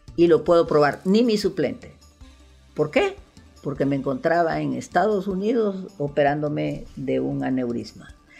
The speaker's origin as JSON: {"language": "Spanish", "country": "Honduras", "said": "mi pueblo de Honduras"}